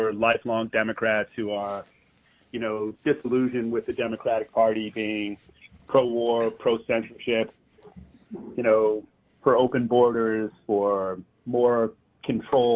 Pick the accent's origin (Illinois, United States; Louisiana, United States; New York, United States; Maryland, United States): New York, United States; New York City; I grew up in New York City.